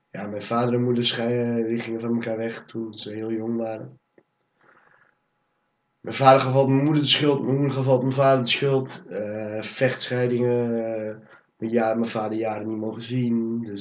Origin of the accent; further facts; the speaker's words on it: Nijmegen, Gelderland, Netherlands; also born or lived in Almere / Cuijk; ik ben geboren in Almere. Daar heb ik tot een jaar of vier gewoond. Toen ben ik naar Kuik verhuisd. En daar heb ik een paar maandjes gewoond. Toen zijn we naar Nijmegen gewoond gegaan. Daar heb ik negen jaar gewoond.